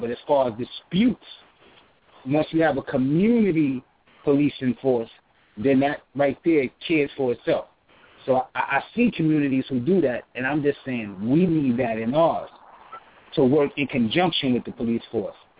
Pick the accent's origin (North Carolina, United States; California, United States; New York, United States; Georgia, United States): New York, United States; I'm from New York